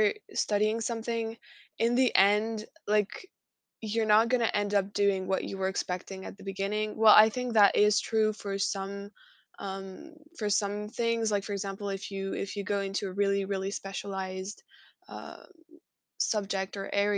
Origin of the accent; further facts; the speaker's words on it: France; I'm from France